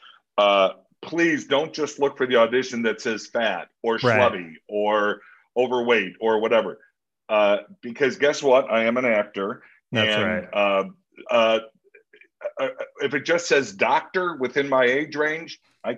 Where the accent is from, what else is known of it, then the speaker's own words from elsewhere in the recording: Lansing, Illinois, United States; moved away as an adult; also born or lived in Chicago, Illinois / Los Angeles; Born and raised in the South Suburbs, Lansing, Illinois, outside of Chicago on the Indiana border.